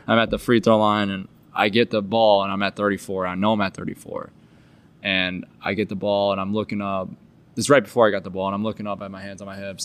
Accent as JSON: {"language": "English", "region": "Iowa", "country": "United States", "said": "we're from Iowa"}